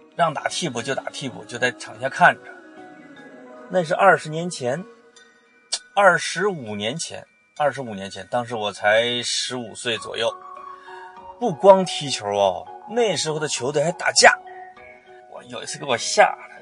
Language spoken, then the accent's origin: Chinese; Henan, China; 我刚才说的是河南话